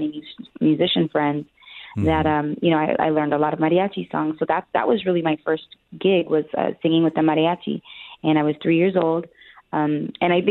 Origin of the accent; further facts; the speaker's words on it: Albuquerque, New Mexico, United States; moved away; also born or lived in Texas; I was born and raised in Albuquerque, New Mexico